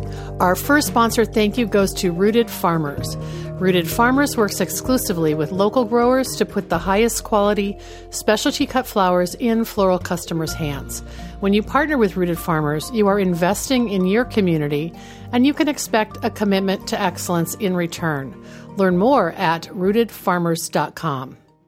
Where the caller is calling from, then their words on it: Seattle, Washington, United States; I'm joining you from Seattle, Washington, the Pacific Northwest corner of the United States.